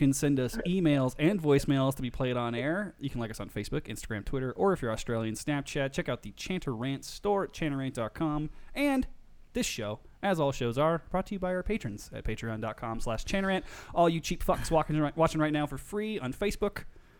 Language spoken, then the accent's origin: English; Las Vegas, Nevada, United States; We're from Vegas.